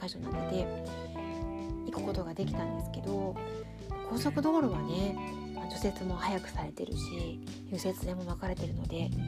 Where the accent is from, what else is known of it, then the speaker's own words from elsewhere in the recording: Tokyo, Japan; now in Hokkaido, Japan; 私はね東京出身なので